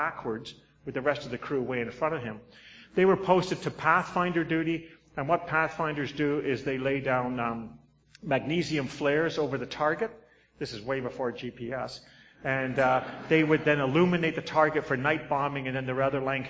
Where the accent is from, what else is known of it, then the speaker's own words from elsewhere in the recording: Southend-on-Sea, East of England, United Kingdom; moved away; I'm a Limey. I was born right around there, Southend-on-Sea